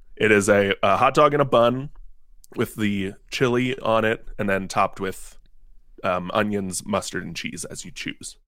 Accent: Cincinnati, Ohio, United States; I am born and raised, um, in Cincinnati, Ohio.

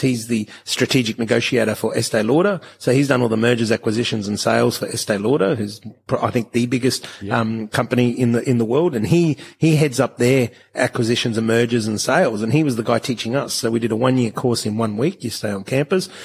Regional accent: Australia; I was born in Australia

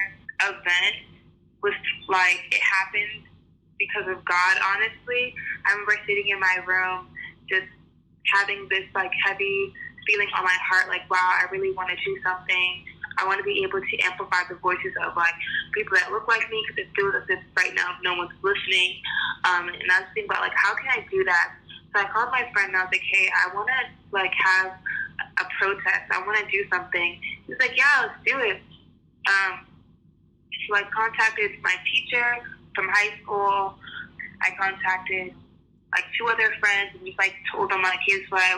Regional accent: Worcester, Massachusetts, United States; also born or lived in Queens, New York; I was born and raised in Worcester, Massachusetts

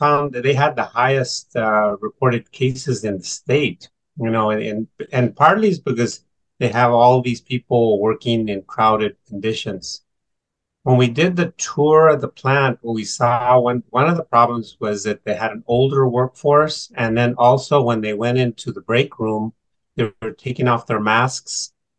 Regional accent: Sacramento, California, United States; now in Central Valley, United States; I was born in Sacramento, but I'm about 2 hours away in the Central Valley.

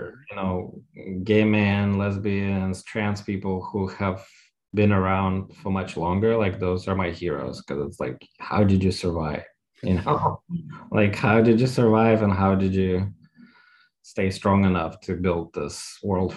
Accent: Russia; moved away; growing up in Russia, we were sort of stuck 50 years ago

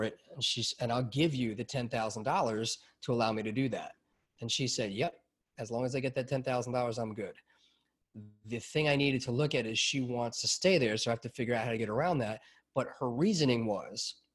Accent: New York, United States; growing up in New York

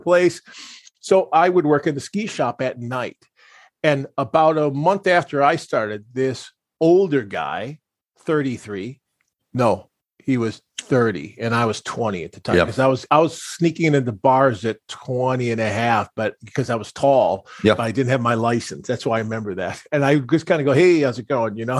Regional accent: Pewaukee, Wisconsin, United States; moved away; where I was raised in Wisconsin

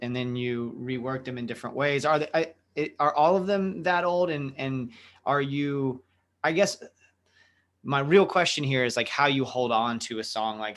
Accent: Ocala, Florida, United States; also born or lived in West Palm Beach, Florida; now in Orlando, United States; I'm in Orlando, and I grew up in Ocala

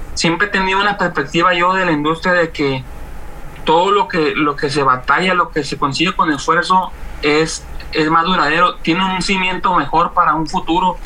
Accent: Mazatlán, Sinaloa, Mexico; yo este, radico de Mazatlán, soy de Mazatleco 100%

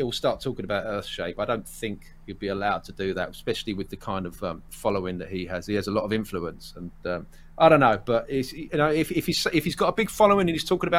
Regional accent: Essex, East of England, United Kingdom; I'm from about 20 miles northeast of London, which is a place called Essex. I'm an Essex boy through and through

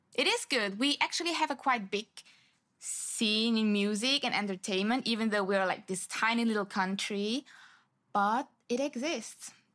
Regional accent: Zurich, Switzerland; first language Swiss German; English is a second language; moved away as an adult; now in Ho Chi Minh City, Vietnam; So, I grew up in Switzerland, in Zurich, which is the German part of Switzerland.

